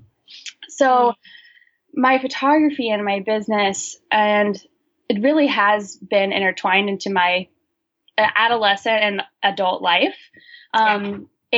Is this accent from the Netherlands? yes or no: no; Olympia, Washington, United States; I grew up in Olympia, Washington, and I currently live in Olympia, Washington